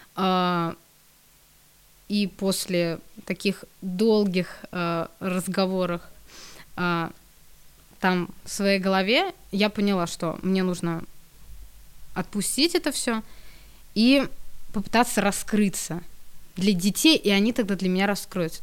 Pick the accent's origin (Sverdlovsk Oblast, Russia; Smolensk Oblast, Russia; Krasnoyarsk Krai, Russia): Smolensk Oblast, Russia; я сама из Смоленской области